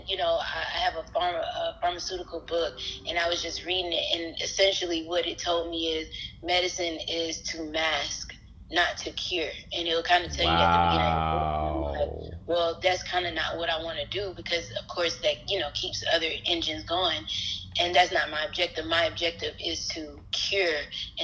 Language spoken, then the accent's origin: English; Atlanta, Georgia, United States; I'm a native of Atlanta, Georgia